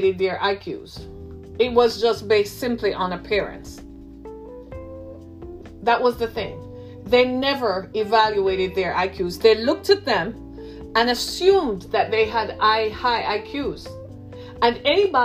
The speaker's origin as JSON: {"language": "English", "region": "Michigan", "country": "United States", "tie": "born or raised there", "said": "my home state of Michigan"}